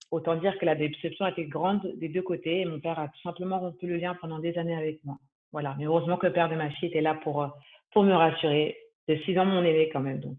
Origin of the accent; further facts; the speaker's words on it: Île-de-France, France; also born or lived in Cannes, France; je suis donc née et j'ai grandi en France, principalement en région parisienne, et aussi donc à Cannes, plus précisément dans les Alpes-Maritimes.